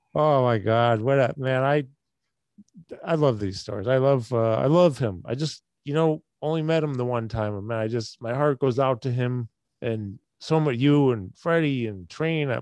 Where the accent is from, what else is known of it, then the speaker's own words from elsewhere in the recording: Syracuse, New York, United States; also born or lived in Chicago; I grew up in Syracuse.